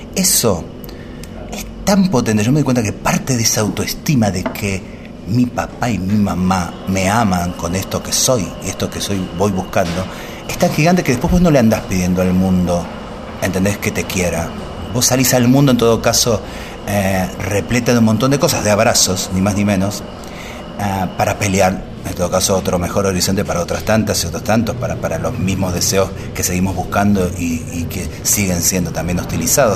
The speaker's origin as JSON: {"language": "Spanish", "region": "Buenos Aires", "country": "Argentina", "tie": "born or raised there", "said": "Yo nací acá en Buenos Aires, de mamá tucumana y de papá pampeano."}